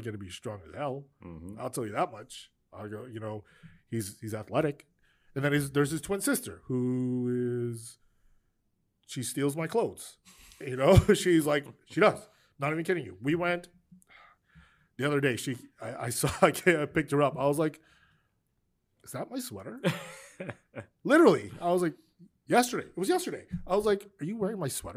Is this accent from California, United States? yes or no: no; Spring Valley, New York, United States; I'm from Spring Valley